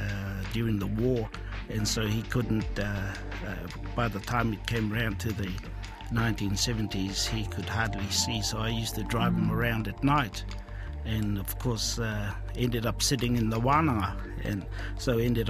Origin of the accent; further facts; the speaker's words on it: Hokianga, Northland, New Zealand; also born or lived in Taheke / Waima / Otaua; I was born and raised in Hokianga